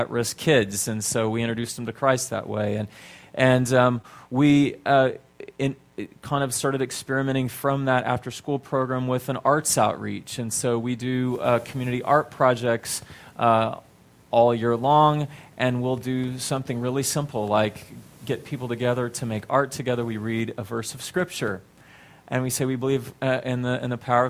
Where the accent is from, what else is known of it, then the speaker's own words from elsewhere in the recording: Texas, United States; moved away; I'm from Texas originally